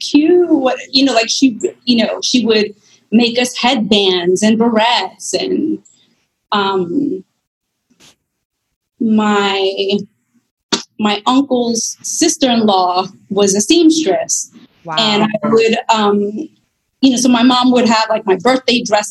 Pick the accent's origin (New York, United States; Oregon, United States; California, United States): New York, United States; also born or lived in Bronx; born in New York. Both of my parents were born in Puerto Rico and met stateside. And we moved around like a handful of times, and it was mostly like Queens and Long Island